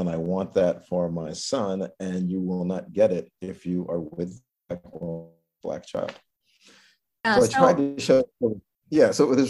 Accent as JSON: {"language": "English", "region": "New York", "country": "United States", "tie": "born or raised there", "said": "Like, I was born in New York, but my parents are from the South."}